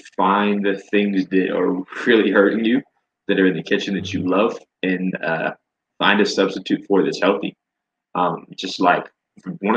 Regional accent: Florida, United States; moved away; So I am a Florida boy. I'm originally from Florida

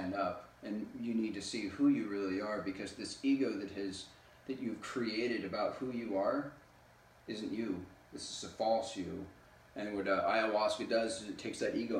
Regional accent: California, United States; also born or lived in Rosenheim, Germany / Bad Aibling, Germany / Brazil; I lived there for 8 years, and then my parents moved back to the States, back to California, and I've been here basically ever since

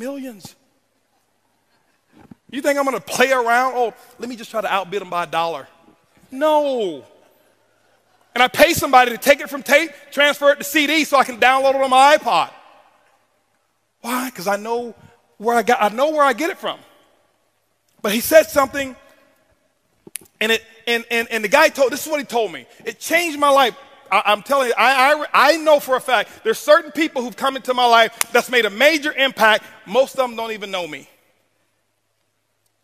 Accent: Tampa, Florida, United States; I was born in Ponce de Leon Projects, Tampa, Florida, is where I was raised.

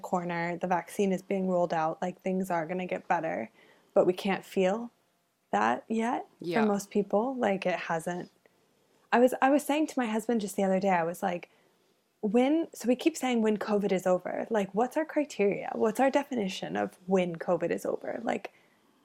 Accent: United States; moved away; even as an American

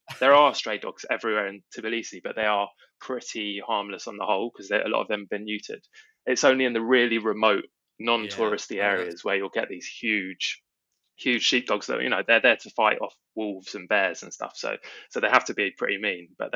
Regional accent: England, United Kingdom; as an English person

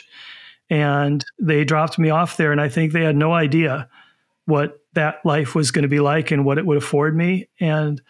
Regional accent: Hopkins, Minnesota, United States; I grew up in Hopkins

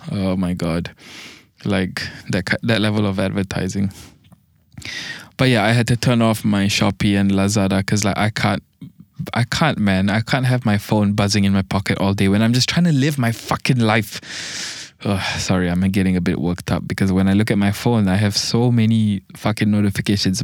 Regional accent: Malaysia; I'm a Malaysian.

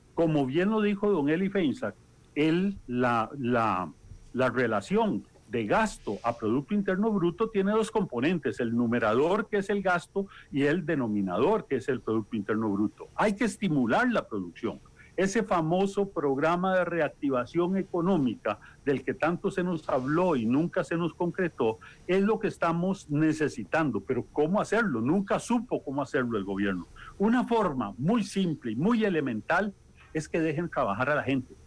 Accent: Costa Rica

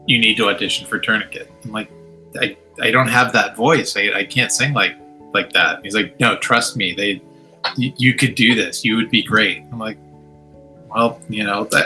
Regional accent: San Francisco, California, United States; he's also a Bay Area boy like me. I'm from San Francisco.

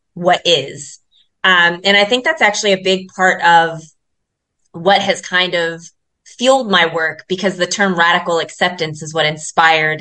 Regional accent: Columbus, Ohio, United States; now in South Africa; I'm born and raised in Columbus, Ohio

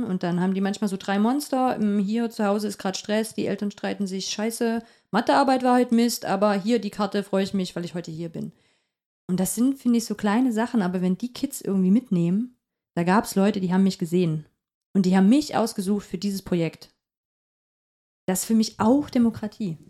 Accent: Upper Lusatia, Saxony, Germany; now in Halle, Germany; Ich komme aus der Oberlausitz.

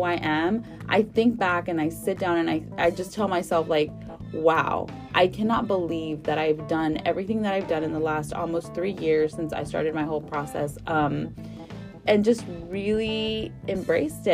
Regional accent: Houston, Texas, United States; I'm from Northside here in mm-hmm. Houston

